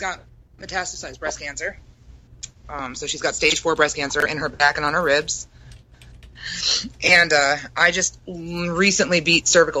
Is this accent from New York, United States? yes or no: yes; Brooklyn, New York, United States; I'm from Brooklyn.